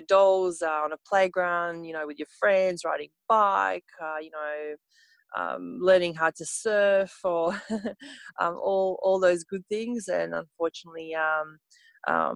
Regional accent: Montenegro; English is a second language; moved away as an adult; now in Australia; I'm from Montenegro

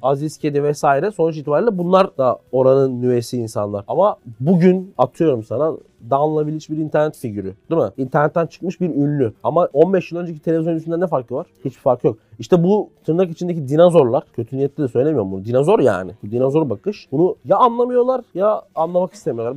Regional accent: Istanbul, Turkey; born or raised there

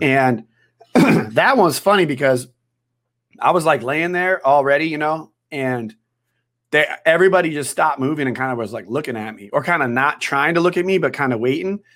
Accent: Wisconsin, United States; moved away as an adult; also born or lived in New York; now in San Diego, United States; I'm from Wisconsin originally. So I grew up in Wisconsin.

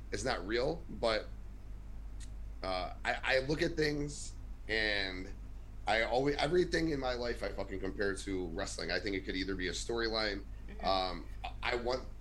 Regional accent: Chicago, Illinois, United States; I'm from Chicago

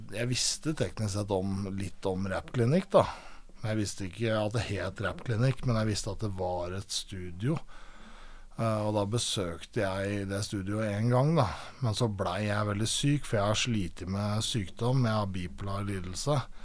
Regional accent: Aurskog, Akershus, Norway; also born or lived in Lørenskog; Jeg vokste opp i Aurskog, eh, født eh, på Lørenskog eh, sykehuset der og vokste opp i Aurskog som barn

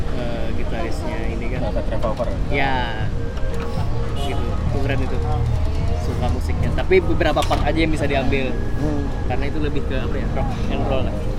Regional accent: Kalimantan, Indonesia; kita dari Kalimantan

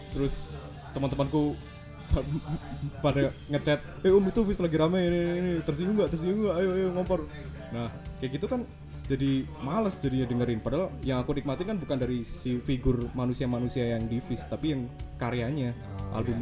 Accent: Java, Indonesia; accent: medok (Javanese); aku yo medok.

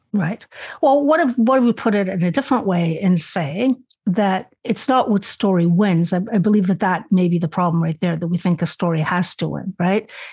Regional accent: Canada; also born or lived in Spain; I was born in Spain. I immigrated to Canada.

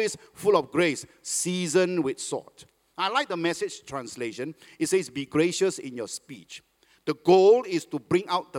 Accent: Malaysia; now in Singapore; I'm a Malaysian

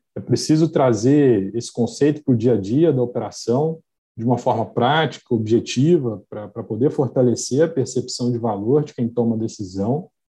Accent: Belo Horizonte, Minas Gerais, Brazil; accent: mineiro; eu sou mineiro de Belo Horizonte, sotaque condena, né, entrega

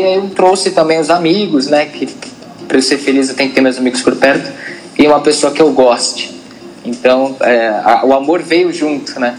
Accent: Brazil; a gente é brasileiro

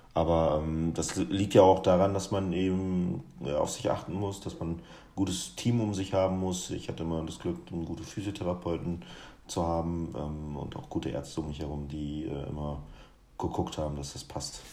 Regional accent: Guinea; now in Germany; ein Gericht aus meiner Heimat

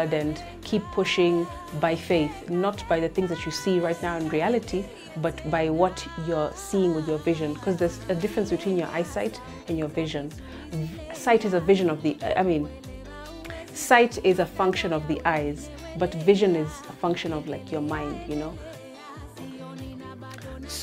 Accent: Mombasa, Mombasa County, Kenya; I'm from Mombasa, that's been my culture, that's how I've grown up.

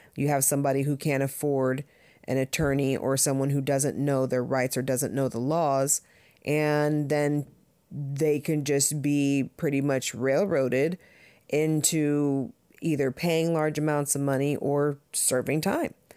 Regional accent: Southern California, United States; also born or lived in Jamaica (family); now in Connecticut, United States; I grew up in Southern California

